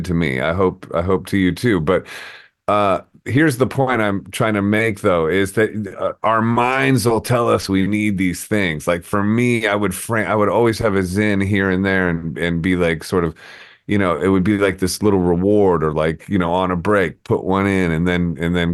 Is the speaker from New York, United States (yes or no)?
yes; New York, United States; moved away as an adult; now in Arizona, United States; I'm in Arizona, and I'm a New Yorker in Arizona